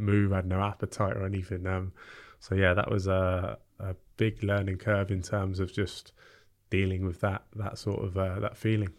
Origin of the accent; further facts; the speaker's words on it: Bournemouth, South West England, United Kingdom; also born or lived in Epsom / South London; we moved down to Bournemouth when I was three years old